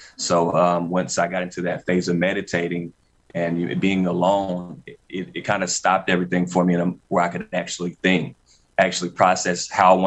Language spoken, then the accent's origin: English; Hickory, North Carolina, United States; my hometown, Hickory, North Carolina